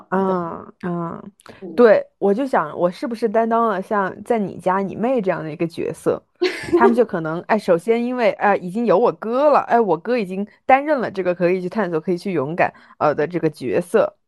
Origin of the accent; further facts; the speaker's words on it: Hunan, China; 本人就是湖南人